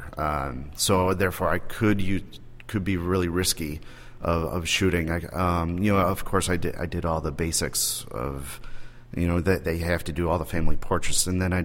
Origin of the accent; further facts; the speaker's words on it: Buffalo, New York, United States; I'm from Buffalo, New York